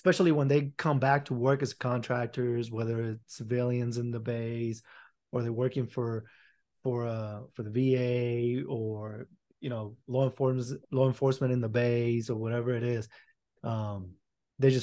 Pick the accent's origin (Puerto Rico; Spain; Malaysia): Puerto Rico; moved away; also born or lived in Alaska; I'm from Puerto Rico